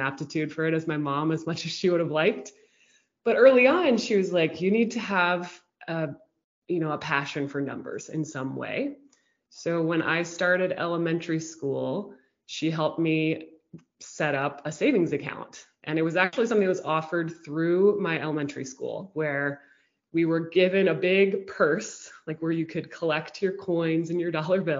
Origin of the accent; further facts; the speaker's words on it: Houston, Texas, United States; We grew up in Houston, Texas